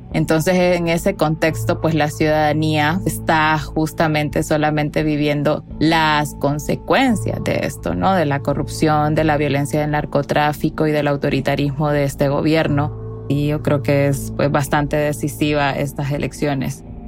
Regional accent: Honduras; yo soy periodista hondureña

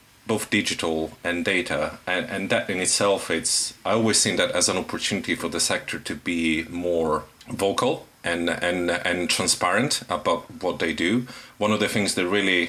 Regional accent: Sicily, Italy; moved away as an adult; now in London, United Kingdom; I'm originally from Italy, Sicily, I came here to study forensic psychology

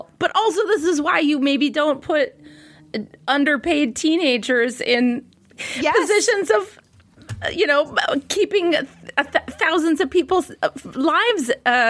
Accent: Minnesota, United States; I'm from Minnesota

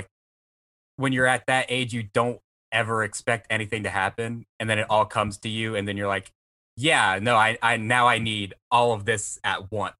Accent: the South, United States; I'm from the South. I'm like literally surrounded by trees right now. There's a meth lab down the road.

